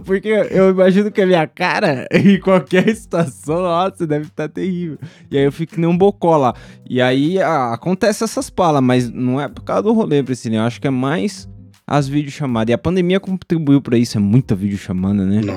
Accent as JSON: {"language": "Portuguese", "country": "Brazil", "tie": "born or raised there", "said": "eu cresci no JB"}